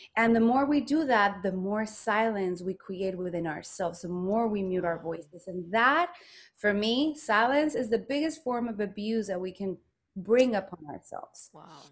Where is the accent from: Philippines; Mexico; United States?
Mexico; Guadalajara, Jalisco; moved away; I am from Mexico. I was born in Guadalajara, Mexico, the land of tequila and mariachi